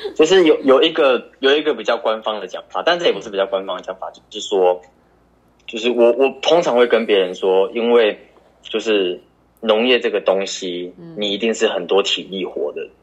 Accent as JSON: {"language": "Chinese", "region": "Tainan", "country": "Taiwan", "said": "我们台南"}